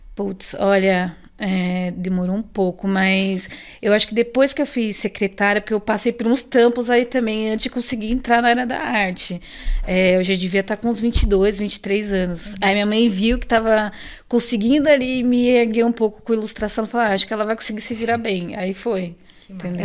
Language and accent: Portuguese; São Paulo, Brazil; eu nasci no Arariba, ali no Ingá, bem aqui próxima